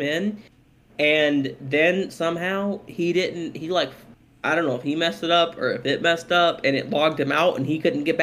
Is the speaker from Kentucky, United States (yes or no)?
yes; Kentucky, United States; We're from Kentucky